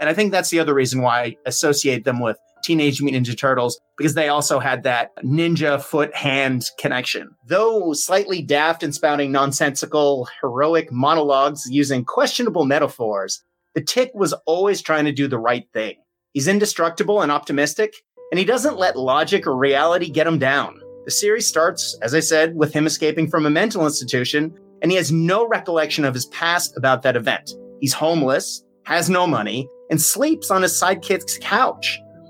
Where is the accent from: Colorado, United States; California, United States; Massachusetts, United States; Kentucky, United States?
Massachusetts, United States; Boston; moved away; also born or lived in Japan; I grew up in Boston